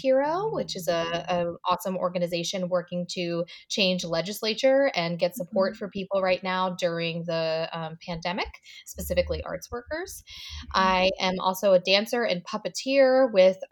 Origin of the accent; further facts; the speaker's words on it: Limerick, Pennsylvania, United States; now in Philadelphia, United States; I'm from Limerick, PA, technically